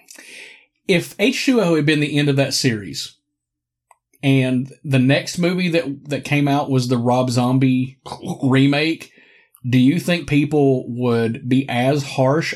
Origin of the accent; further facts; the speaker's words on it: Morristown, Tennessee, United States; my hometown of Morristown, Tennessee